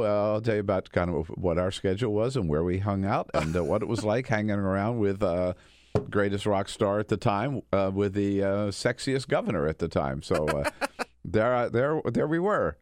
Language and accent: English; Delaware, United States; moved away; also born or lived in California; my, uh, early days growing up in Delaware